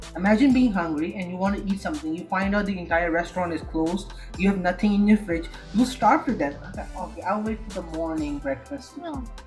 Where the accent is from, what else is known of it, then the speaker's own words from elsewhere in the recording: Lahore, Punjab, Pakistan; first language Urdu; English is a second language; now in Jeddah, Saudi Arabia; I'm living in Saudi Arabia, which is Jeddah, in the city of Jeddah. But I'm originally from Pakistan, so and Lahore.